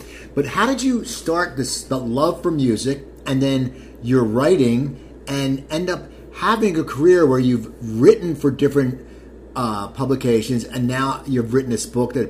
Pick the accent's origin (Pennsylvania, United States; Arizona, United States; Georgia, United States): Pennsylvania, United States; near Philadelphia; growing up near Philadelphia